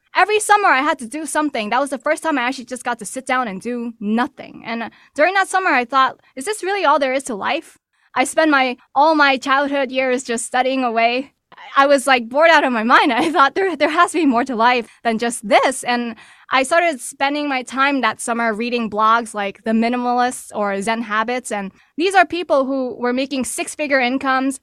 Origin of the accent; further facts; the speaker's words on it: New York City, New York, United States; originally born and raised in New York City to working class Chinese immigrants